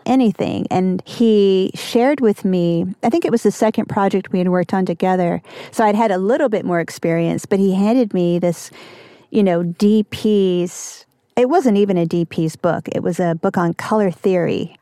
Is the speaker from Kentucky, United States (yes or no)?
yes; Kentucky, United States; moved away; also born or lived in New York; a kind of weirdo growing up in Kentucky.